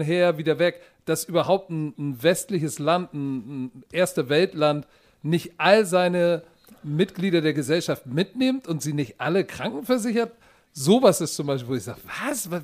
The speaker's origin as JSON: {"language": "German", "country": "Germany", "tie": "born or raised there", "said": "Deutschland ist meine Heimat. Ich bin Deutscher durch und durch"}